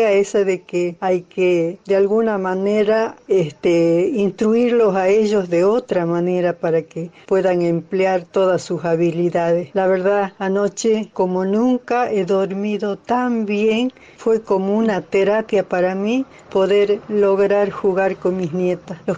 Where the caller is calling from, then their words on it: Jujuy, Argentina; de Jujuy. Yo con mis casi 80 años